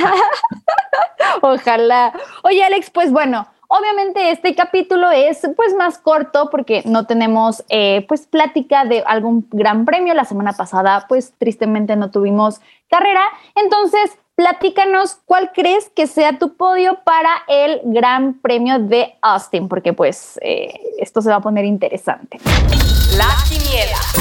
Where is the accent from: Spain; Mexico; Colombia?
Mexico; yo como mexicana me siento